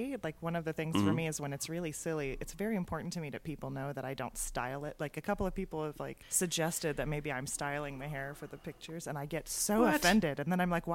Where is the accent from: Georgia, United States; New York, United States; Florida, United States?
Georgia, United States; Atlanta; moved away as an adult; also born or lived in North Carolina; now in Durham, United States; I grew up in Atlanta, Georgia. Actually from there.